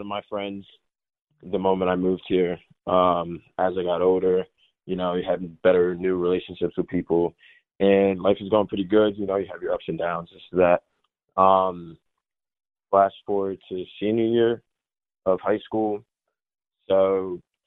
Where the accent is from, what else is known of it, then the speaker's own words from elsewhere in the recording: Delran, New Jersey, United States; also born or lived in Minnesota / Willingboro, New Jersey; I was born in Minnesota, moved out of Minnesota in 05, moved to New Jersey.